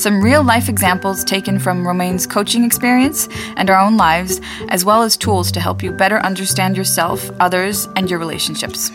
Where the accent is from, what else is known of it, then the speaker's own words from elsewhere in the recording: United States; moved away; also born or lived in France; I grew up in the States, but I'm French